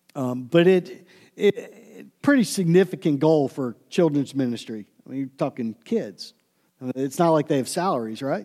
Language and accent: English; Pittsburgh, Pennsylvania, United States; also born or lived in Cleveland; growing up in Pittsburgh and living in Cleveland for a short time